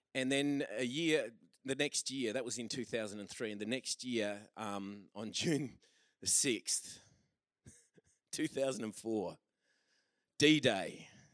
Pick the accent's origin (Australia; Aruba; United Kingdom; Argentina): Australia; We're Australian